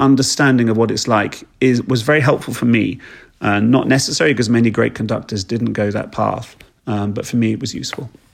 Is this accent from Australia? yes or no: no; East Sussex, South East England, United Kingdom; I was raised down in East Sussex in England